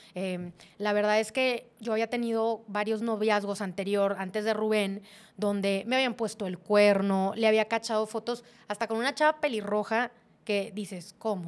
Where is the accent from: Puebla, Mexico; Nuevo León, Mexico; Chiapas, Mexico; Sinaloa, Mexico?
Nuevo León, Mexico; Monterrey; moved away as an adult; also born or lived in Saltillo; como típica regia